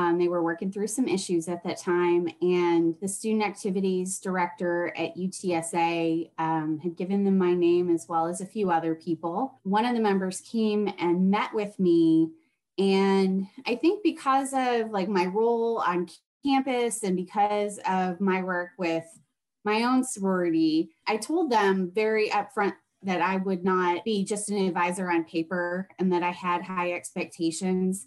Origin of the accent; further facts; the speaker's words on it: Wisconsin, United States; now in San Antonio, United States; I am originally from Wisconsin